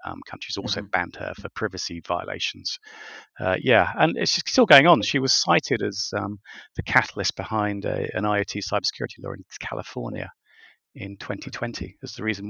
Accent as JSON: {"language": "English", "country": "United Kingdom", "said": "I'm a Brit"}